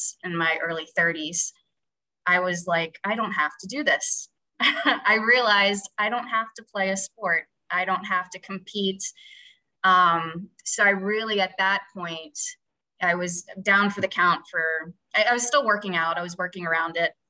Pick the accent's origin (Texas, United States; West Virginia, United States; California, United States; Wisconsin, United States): West Virginia, United States; moved away as an adult; also born or lived in Pittsburgh / Cleveland; now in New York, United States; I'm from West Virginia. I'm from a small town and I didn't grow up with a lot of money.